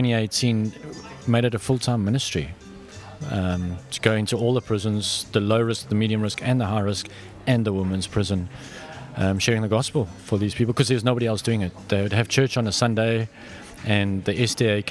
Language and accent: English; South Africa; moved away as an adult; also born or lived in Australia; now in Vanuatu; I'm from South Africa, born and bred South African